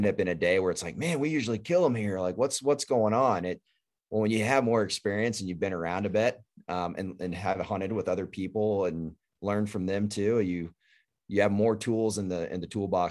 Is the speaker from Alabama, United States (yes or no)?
no; Texas, United States; I grew up in Texas